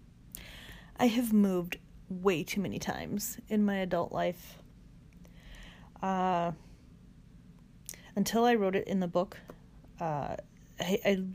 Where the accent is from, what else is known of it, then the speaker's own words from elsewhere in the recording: Northern Illinois, United States; moved away as an adult; also born or lived in Charleston, South Carolina / Knoxville, Tennessee / Northwest Indiana; now in Rochester, United States; we moved from Northern Illinois to Charleston, South Carolina